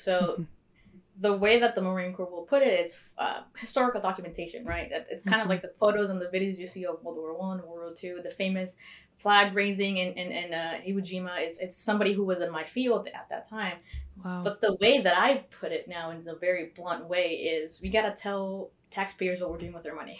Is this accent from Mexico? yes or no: yes; Mexico; born there; Usually people say, oh, you joined for citizenship because I was born in Mexico.